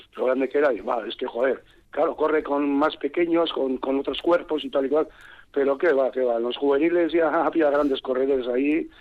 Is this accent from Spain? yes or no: yes; San Sebastián, Basque Country, Spain; yo soy donostiarra, bueno, la donostiarra, pero dije, oye, que esta que yo nací en Donostia